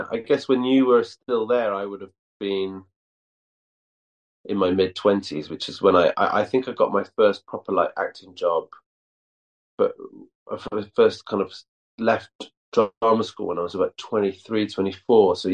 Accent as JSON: {"language": "English", "town": "Llandrindod Wells", "region": "Wales", "country": "United Kingdom", "tie": "born or raised there", "also_born_or_lived": "Aberystwyth, Wales / Cardiff, Wales", "said": "I was born in Aberystwyth, but I grew up in Llandrindod, Wales, which is this really small town of like 2,000 people."}